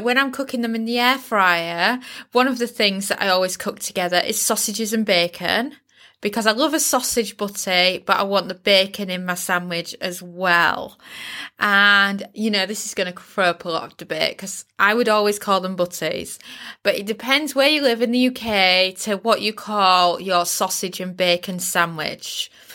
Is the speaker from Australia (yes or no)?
no; United Kingdom; I'm British